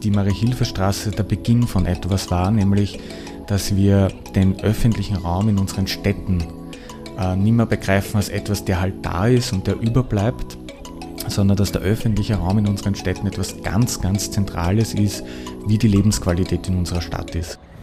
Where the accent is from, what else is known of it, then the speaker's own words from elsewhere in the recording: southern Lower Austria, Austria; moved away as an adult; now in Vienna, Austria; ich bin in Niederösterreich aufgewachsen, südliches Niederösterreich